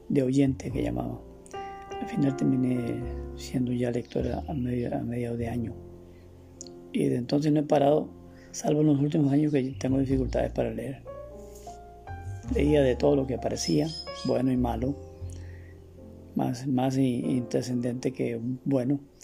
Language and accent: Spanish; Costa Rica; nací en Navangares el 25 de julio de 1951 en una localidad que se llama Concepción, en una finquita, en un ambiente totalmente rural